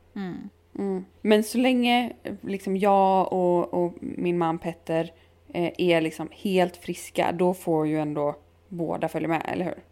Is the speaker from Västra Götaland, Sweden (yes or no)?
no; Halmstad, Halland County, Sweden; i Halland, eller i Halmstad där jag kommer ifrån